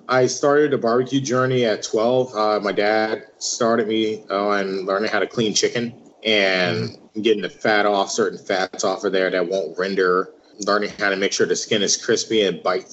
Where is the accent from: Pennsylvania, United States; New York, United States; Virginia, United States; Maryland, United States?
Virginia, United States; Richmond; now in Iowa, United States; I am originally from Richmond, Virginia. I am born and raised there on the south side of Richmond.